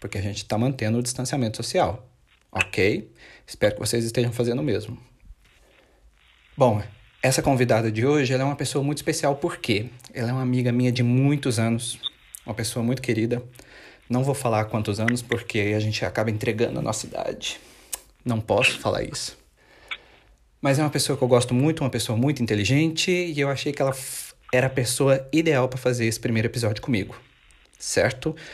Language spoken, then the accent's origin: Portuguese; Monte Carmelo, Minas Gerais, Brazil; eu sou natural de Minas, Minas Gerais, assim como a Renata também. Nós somos naturais da cidade de Monte Carmelo